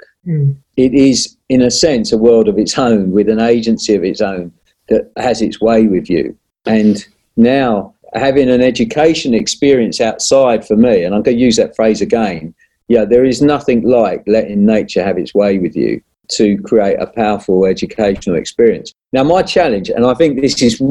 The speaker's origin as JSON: {"language": "English", "region": "London", "country": "United Kingdom", "tie": "born or raised there", "said": "I was born and raised in South London"}